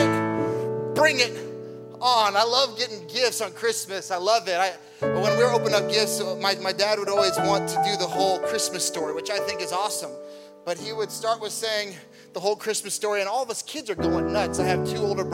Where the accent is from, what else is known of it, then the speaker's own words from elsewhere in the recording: Nebraska, United States; moved away; I was born and raised in Nebraska